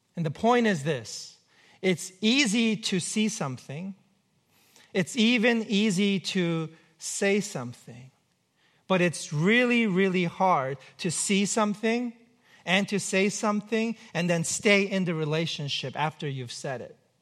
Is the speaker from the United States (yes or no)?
yes; New York, United States; now in Pacific Northwest, United States; I'm from New York